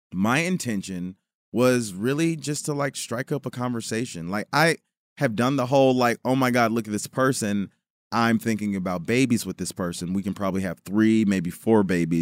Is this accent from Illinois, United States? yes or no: yes; Chicago, Illinois, United States; now in Los Angeles, United States; I was born in Chicago